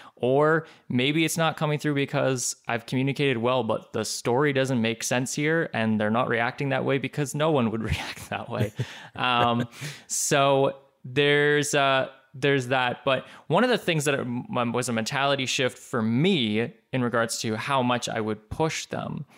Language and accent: English; Canada; I'm Canadian